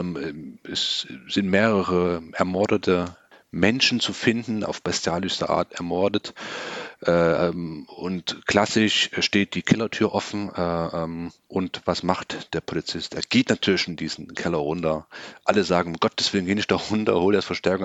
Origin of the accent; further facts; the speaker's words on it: Germany; bei uns in Deutschland